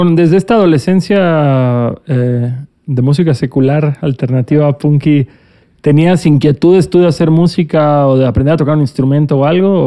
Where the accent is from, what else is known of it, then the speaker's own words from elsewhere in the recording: Cancún, Quintana Roo, Mexico; Yo que soy de Cancún